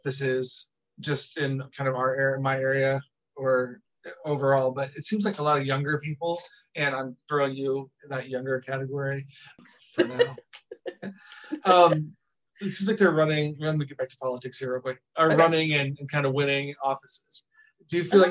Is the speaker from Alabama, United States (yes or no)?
no; Northern Indiana, United States; growing up in Northern Indiana